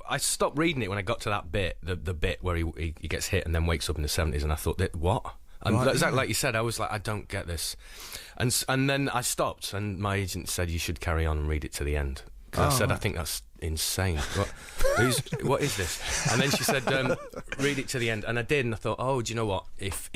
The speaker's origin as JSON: {"language": "English", "region": "North West England", "country": "United Kingdom", "tie": "born or raised there", "also_born_or_lived": "Leeds", "said": "Well, we moved all around, sort of Manchester, Blackpool, Burnley, Cone."}